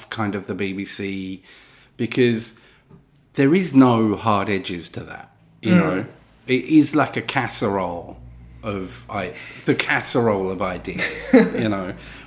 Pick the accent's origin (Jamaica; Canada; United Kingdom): United Kingdom; being British